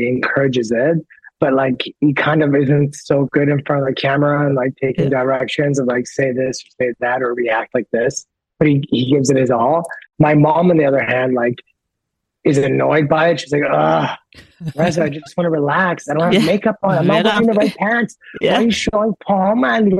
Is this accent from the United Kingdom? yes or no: no; Canada; also born or lived in United States; yes, I'm 100% blood Persian, but I grew up in Canada and in America, right?